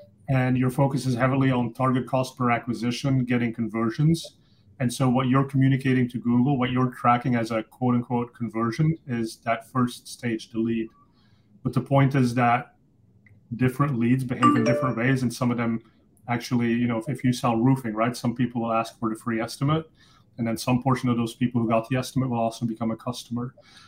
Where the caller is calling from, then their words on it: Los Altos, California, United States; So right here on the peninsula where I am too. So I'm calling in from Los Altos.